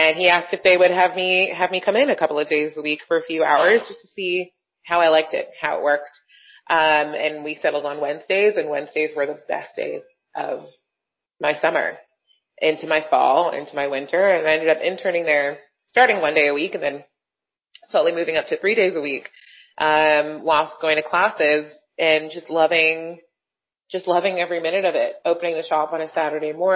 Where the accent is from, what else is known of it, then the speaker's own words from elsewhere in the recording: Brampton, Ontario, Canada; also born or lived in Toronto; I was born in Toronto, grew up in Brampton, just outside of Toronto, GTA